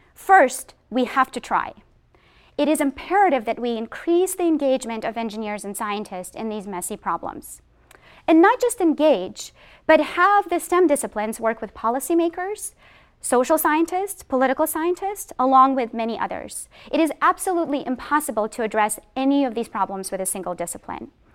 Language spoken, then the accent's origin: English; Boston, Massachusetts, United States; I am from Boston